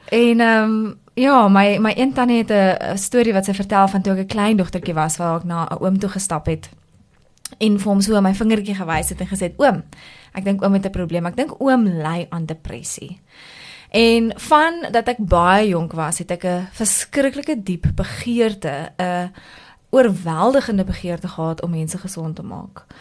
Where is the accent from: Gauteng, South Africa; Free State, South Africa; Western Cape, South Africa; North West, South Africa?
North West, South Africa; Klerksdorp; ek het groot geword in Klerksdorp, ehm um, in 'n NG huishouding.